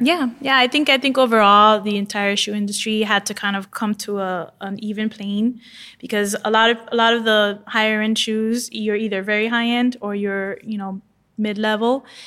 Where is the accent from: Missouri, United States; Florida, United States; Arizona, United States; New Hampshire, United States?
Florida, United States; Miami; I'm from Miami. I live in my bathing suit.